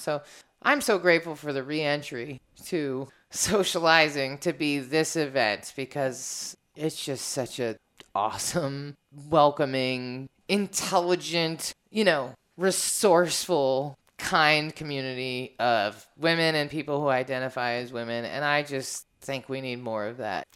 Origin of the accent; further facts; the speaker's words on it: Washington, District of Columbia, United States; I'm from Washington, D.C., so everybody in my life that I care about is black